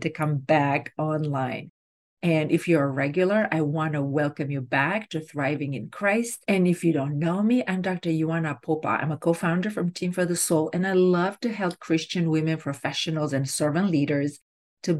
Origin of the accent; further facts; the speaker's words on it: Romania; moved away; I grew up in Romania, and back then, grades were done orally